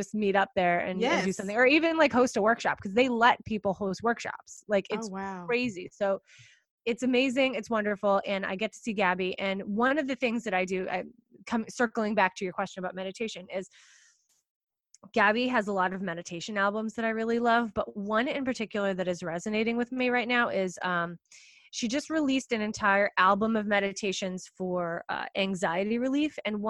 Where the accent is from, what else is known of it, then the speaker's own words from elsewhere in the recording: East Coast, United States; Whenever I'm speaking on the West Coast, cause I'm from the East Coast, I always, always, always, as soon as I check into my hotel room, I do 20 minutes of yoga nidra